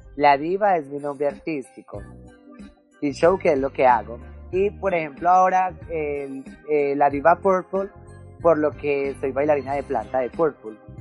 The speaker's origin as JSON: {"language": "Spanish", "town": "Medellín", "region": "Antioquia", "country": "Colombia", "tie": "born or raised there", "also_born_or_lived": "Bogotá / Puerto Berrío", "said": "es donde estoy viviendo en estos momentos, que es el Popular 1. Este es mi barrio de infancia, aquí fue donde me crié"}